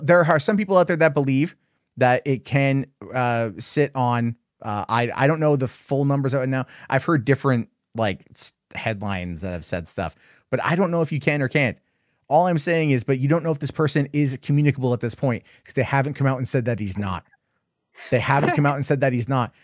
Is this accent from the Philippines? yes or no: no; United States; I'm an American.